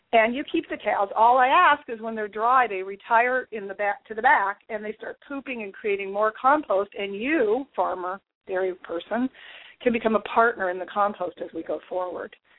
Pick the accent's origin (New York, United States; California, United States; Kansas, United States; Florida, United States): California, United States; Malibu; I grew up in Malibu, where you know we have hard pans that you can't even penetrate with a shovel.